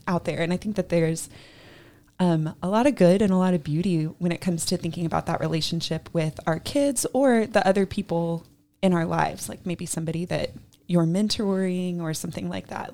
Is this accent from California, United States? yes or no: no; Georgia, United States; moved away; I grew up in Georgia